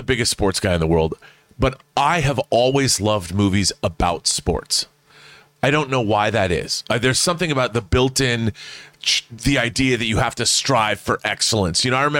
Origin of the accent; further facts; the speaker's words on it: Seattle, Washington, United States; I mean, we lost the Supersonics. I'm from Seattle.